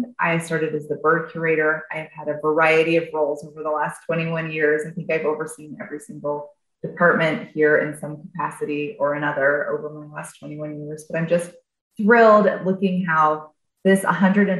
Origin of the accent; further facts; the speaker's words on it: Atlanta, Georgia, United States; now in Chicago, United States; I am originally from Atlanta, Georgia